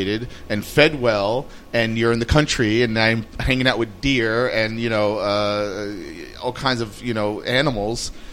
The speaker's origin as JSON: {"language": "English", "region": "New York", "country": "United States", "tie": "born or raised there", "also_born_or_lived": "Brooklyn", "said": "when I grew up in Manhattan, and I moved here 18 years ago"}